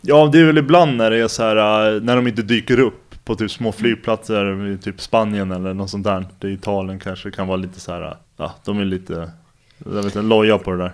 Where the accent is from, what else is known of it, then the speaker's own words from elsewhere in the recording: Stockholm, Stockholm County, Sweden; Jag är uppvuxen i Bromma, ligger i Stockholm.